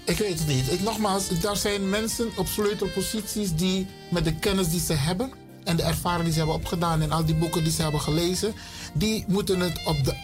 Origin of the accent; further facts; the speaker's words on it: Suriname; now in Netherlands; Ik ben een Surinamer. Ik ben geboren in Suriname. Ik woon in Nederland, maar oorspronkelijk kom ik uit Afrika